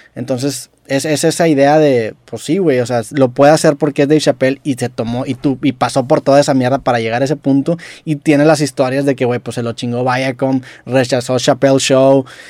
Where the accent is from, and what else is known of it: Mexico